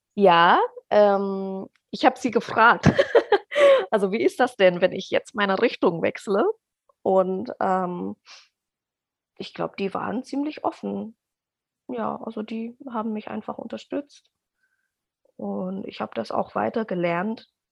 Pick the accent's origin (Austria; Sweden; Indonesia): Indonesia; German is a second language; now in Germany; ich komme aus Indonesien. Ich bin da geboren und aufgewachsen